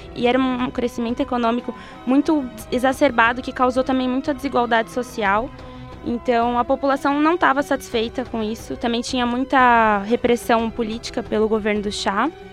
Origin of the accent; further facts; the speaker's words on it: Brazil; como brasileiros